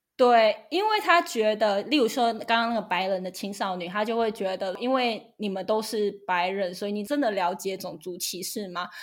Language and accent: Chinese; Taiwan; moved away as an adult; now in United States; 我来自台湾